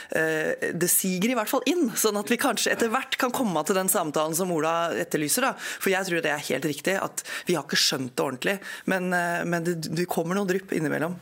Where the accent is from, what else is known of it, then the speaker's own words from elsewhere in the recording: Eidsvoll, Akershus, Norway; moved away; also born or lived in Hamar / Skien; Feiring i nord i Eidsvoll, helt nord i Akershus